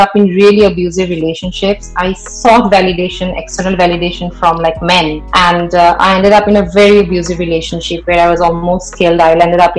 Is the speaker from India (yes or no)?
yes; Assam, India; I grew up in Assam and my parents are working class.